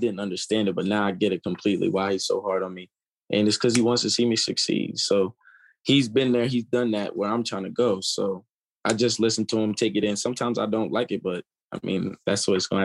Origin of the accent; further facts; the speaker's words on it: York, Pennsylvania, United States; also born or lived in Columbia, Maryland; I was actually born in Maryland. And then I moved to York, Pennsylvania when I was like 3. And then I went to school in York all the way up until my freshman year